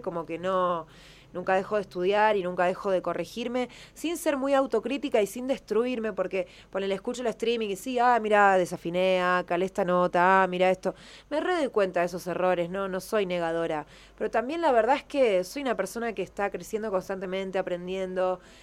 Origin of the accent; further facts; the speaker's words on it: Buenos Aires, Argentina; soy más porteña que el obelisco y María Casán